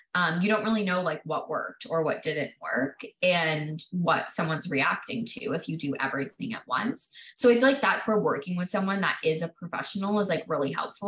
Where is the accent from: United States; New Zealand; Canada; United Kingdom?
Canada; I was born and raised in Canada